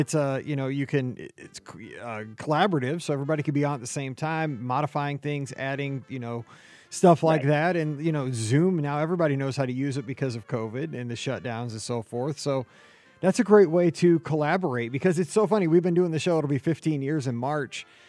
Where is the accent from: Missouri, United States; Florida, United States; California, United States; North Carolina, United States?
Missouri, United States; I'm from Missouri